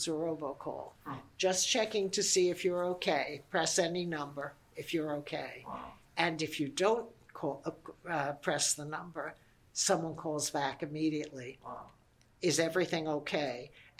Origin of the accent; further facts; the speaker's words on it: New York City, New York, United States; also born or lived in Indiana / Nassau County; I was born and brought up in Brooklyn.